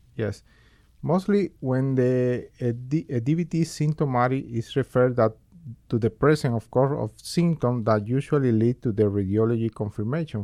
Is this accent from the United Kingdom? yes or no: no; Cuba; moved away as an adult; now in Bakersfield, United States; I was born originally in Cuba, where I, where I finished my med school and completed a medical residency in Family Medicine